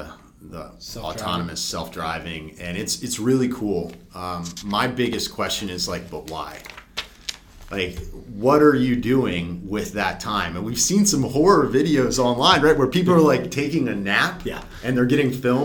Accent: Philadelphia, Pennsylvania, United States; moved away; also born or lived in Raleigh, North Carolina / New York; I'm from the Philadelphia area

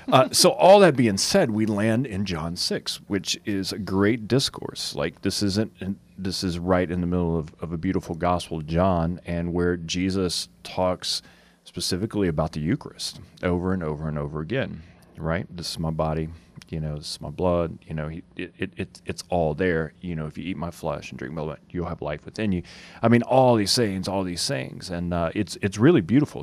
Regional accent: Cajun, Louisiana, United States; we're Cajun

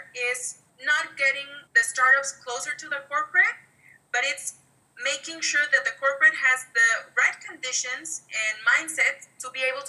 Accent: Monterrey, Nuevo León, Mexico; from Monterrey, from my hometown.

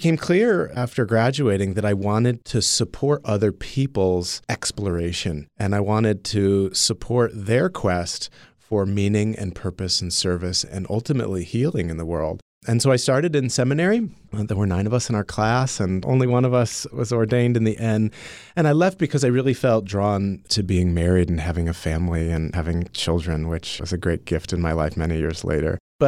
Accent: Waterbury, Connecticut, United States; I was born and raised in Waterbury, Connecticut.

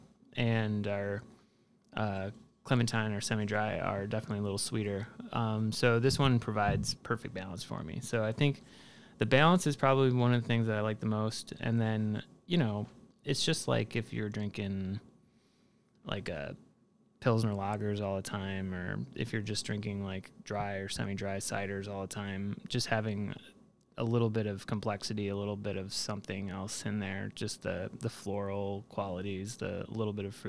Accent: Chicago, Illinois, United States; also born or lived in Columbus, Ohio; I grew up in Saugatuck, which is on the northwest side of the city

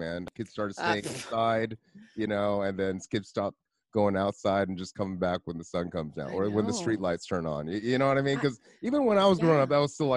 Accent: West Covina, California, United States; I'm from Covina, West Covina, too.

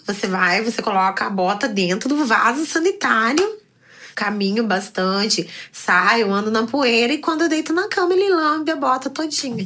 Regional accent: Curitiba, Paraná, Brazil; now in Rio de Janeiro, Brazil; Sou curitibana, mas atualmente moro no Rio de Janeiro.

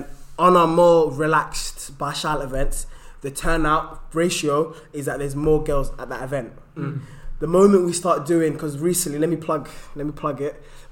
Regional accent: London, United Kingdom; I'm from Tottenham, Edmonton, the whole of the A10.

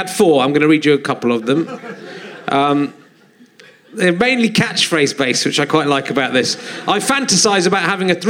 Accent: Yorkshire and the Humber, United Kingdom; born or raised there

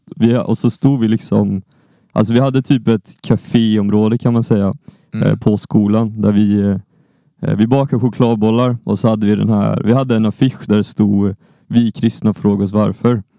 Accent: Lund, Skåne, Sweden; Jag kommer från Lund, jag kommer från Skåne

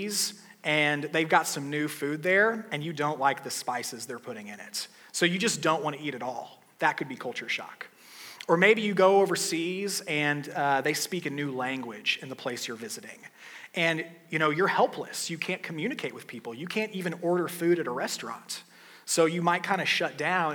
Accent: United States; I'm an American

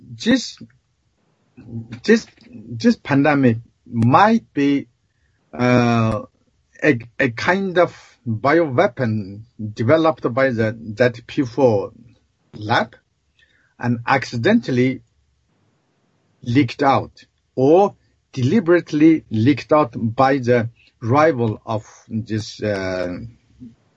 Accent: China; moved away; we grew up in China.

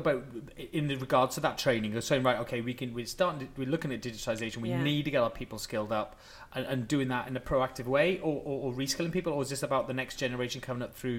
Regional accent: Wales, United Kingdom; I'm going to use my Welsh thing because I'm from Wales.

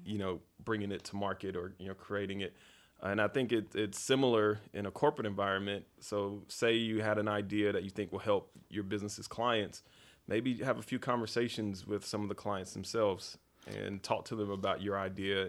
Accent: Fayetteville, North Carolina, United States; I grew up in Fayetteville, North Carolina on a dirt road

